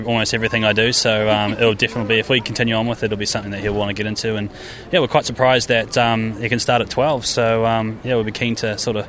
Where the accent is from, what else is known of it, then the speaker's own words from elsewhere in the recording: New Zealand; now in Australia; I'm actually a Kiwi, I can't vote here yet